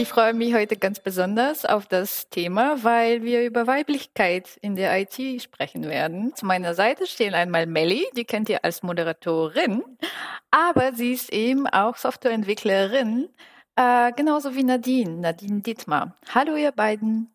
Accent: Bulgaria; now in Germany; ich komme aus Bulgarien

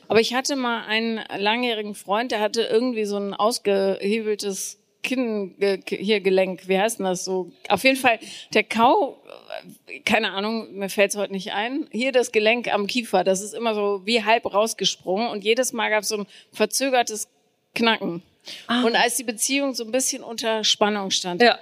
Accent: Bonn, North Rhine-Westphalia, Germany; ich bin in Bonn aufgewachsen

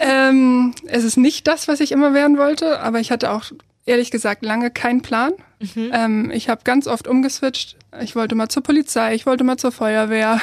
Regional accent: Kiel, Schleswig-Holstein, Germany; Ich komme aus Kiel, ich bin hier geboren, aufgewachsen, alles Mögliche

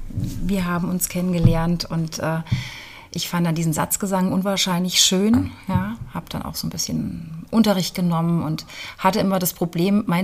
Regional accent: Rhineland-Palatinate, Germany; born there; now in Fulda, Germany; ja, ich bin in der Pfalz geboren und dann, wie das Leben manchmal so spielt, hat es mich dann hierher verschlagen.

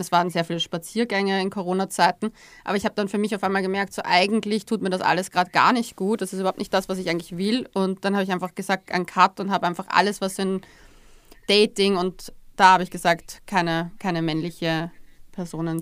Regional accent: Austria; bei uns in Österreich

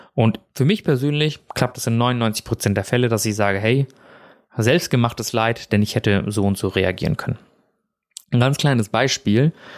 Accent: Germany; also born or lived in India; ich bin ja in Indien geboren

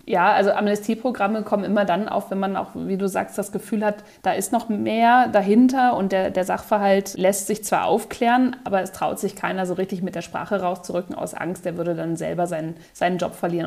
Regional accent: Berlin, Germany; moved away as an adult; now in Munich, Germany; keine gebürtige Münchnerin, sondern komme eigentlich aus Berlin

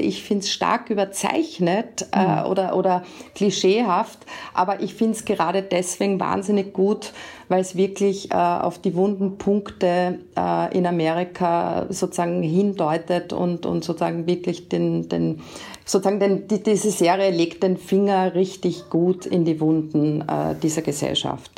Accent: Austria; bei uns in Österreich

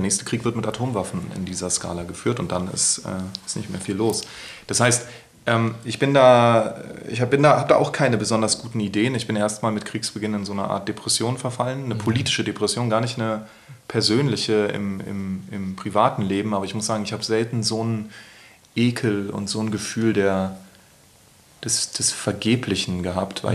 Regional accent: Berlin, Germany; im Friedrichshain, wo ich groß geworden bin

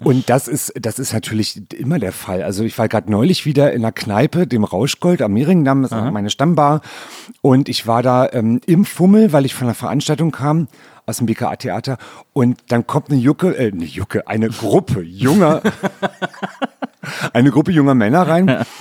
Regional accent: Berlin, Germany; also born or lived in Rudow, Berlin; in Neukölln geboren, im schönen Britz

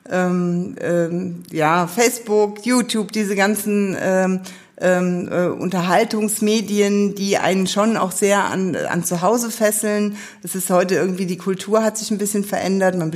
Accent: Neuwied, Rhineland-Palatinate, Germany; Neuwieder Scherja in mehreren Generationen und da bin ich eigentlich auch sehr stolz drauf, weil Neuwied meine Heimat ist.

